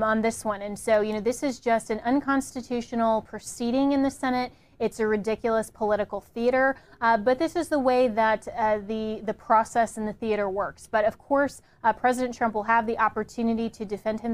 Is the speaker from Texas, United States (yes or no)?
no; Colorado, United States; I come from Colorado